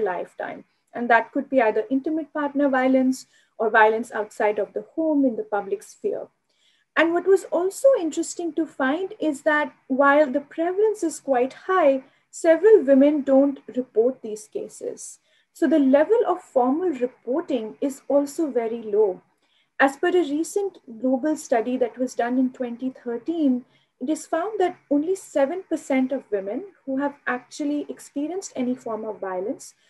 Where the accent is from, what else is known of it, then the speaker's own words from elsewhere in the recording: Delhi, India; I grew up in Delhi